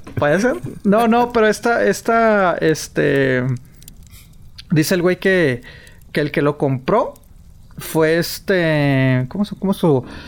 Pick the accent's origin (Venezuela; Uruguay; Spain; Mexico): Mexico; northern Mexican border, northern Mexico; siendo de frontera